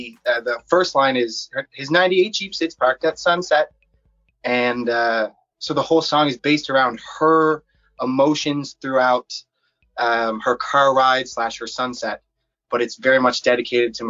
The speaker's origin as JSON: {"language": "English", "region": "Newfoundland and Labrador", "country": "Canada", "said": "I'm from Newfoundland, Canada"}